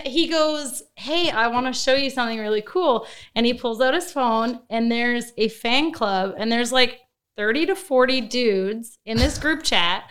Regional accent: Fort McMurray, Alberta, Canada; I was from Fort McMurray. So I'm an oil field girl

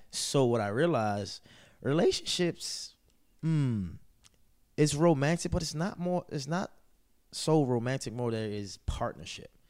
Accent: Baltimore, Maryland, United States; I'm from Baltimore City. Baltimore City is a tough city

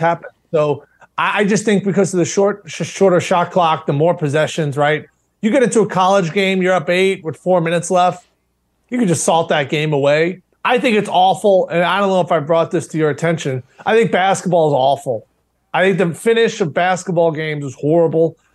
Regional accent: Long Island, New York, United States; grew up in the same area. We're both from Long Island

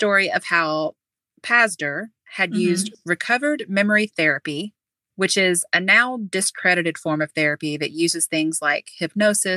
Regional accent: Southern, United States; accent: Southern

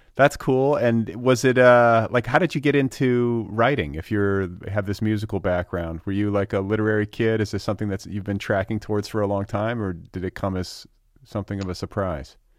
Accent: Wisconsin and Indiana, Midwest, United States; moved away; I'm from, uh, Wisconsin

